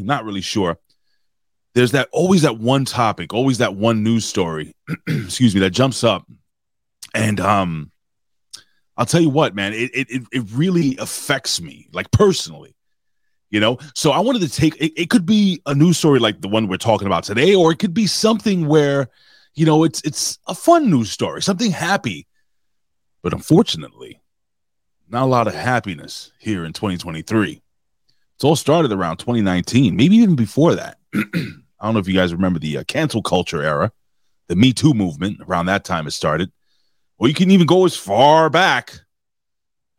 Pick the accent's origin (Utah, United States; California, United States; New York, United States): New York, United States; New York City; I'm a New Yorker, native New Yorker, born and raised in the Lower East Side of New York, you know, the LES.